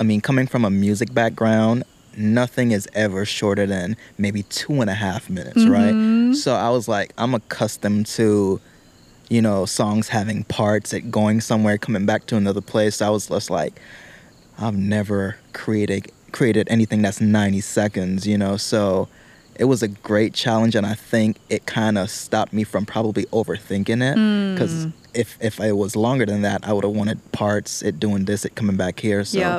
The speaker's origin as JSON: {"language": "English", "country": "British Virgin Islands", "moved": "yes", "said": "I'm from the British Virgin Islands"}